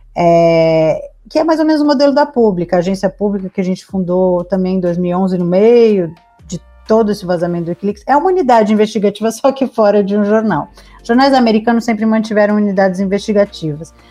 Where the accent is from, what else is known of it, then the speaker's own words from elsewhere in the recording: São Paulo, Brazil; eu sou de São Paulo